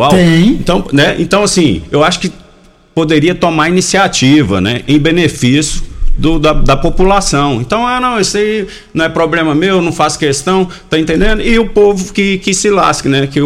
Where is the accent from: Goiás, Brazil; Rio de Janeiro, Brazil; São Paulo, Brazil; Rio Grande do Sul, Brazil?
Goiás, Brazil; Goiânia; eu sou nascido e criado aí no Jardim Goiás.